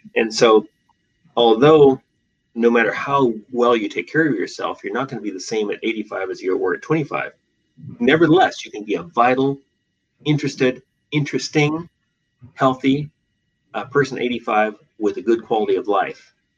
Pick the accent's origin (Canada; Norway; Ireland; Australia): Australia; Western Australia; moved away as an adult; also born or lived in Seattle, Washington, United States; now in Portland, United States; I was born in Seattle and raised in Western Australia, um, where I did all my education, and uh, and came back to Portland.